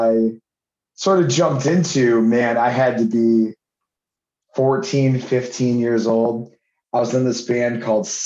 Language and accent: English; Auburn, United States; I grew up in Auburn